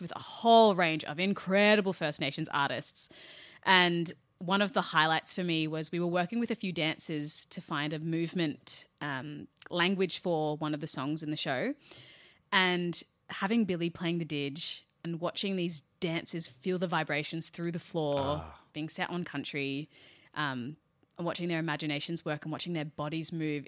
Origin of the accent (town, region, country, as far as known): Australia